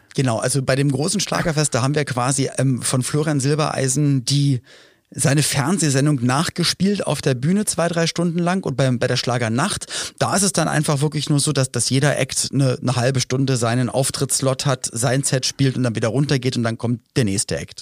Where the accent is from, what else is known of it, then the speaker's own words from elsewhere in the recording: Germany; ein paar Kilometer entfernt von meinem Geburtsort